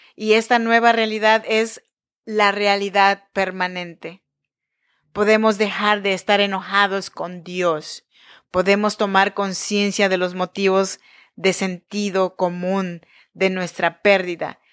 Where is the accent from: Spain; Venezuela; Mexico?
Mexico; Chinantec region, Oaxaca; born or raised there; moved away as an adult; now in Sacramento, United States